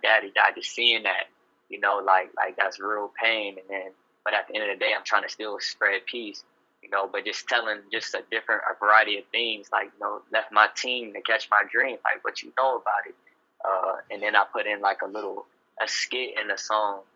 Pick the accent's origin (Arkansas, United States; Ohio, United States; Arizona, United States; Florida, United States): Ohio, United States; Youngstown; moved away as an adult; now in San Francisco, United States; I'm originally from Youngstown, Ohio